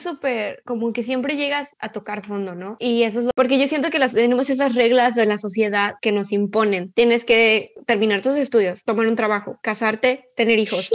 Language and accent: Spanish; Mexico; como mexicanas